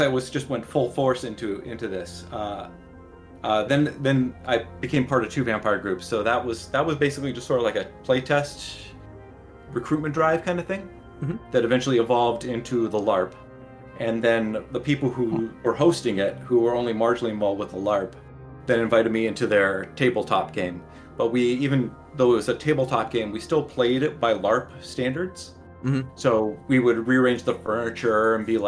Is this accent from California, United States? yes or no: yes; San Diego, California, United States; I grew up in San Diego, so I was able to go home on weekends.